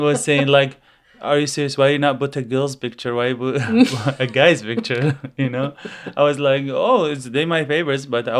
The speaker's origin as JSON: {"language": "English", "country": "Iraq", "second_language": "English", "moved": "as an adult", "lives_now": "Seattle, United States", "said": "I'm from Iraq. I was born in 1978, and I come to the United States in 2009."}